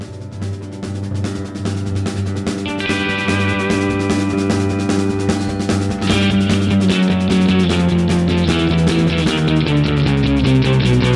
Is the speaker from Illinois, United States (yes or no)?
yes; Chicago, Illinois, United States; moved away as an adult; now in Brooklyn, United States; I grew up in Chicago. I didn't move to Brooklyn until 6 years ago